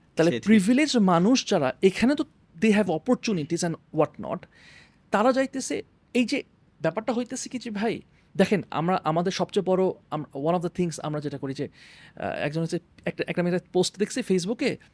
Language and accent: Bangla; Bangladesh; আমরা অ্যাজ বাংলাদেশি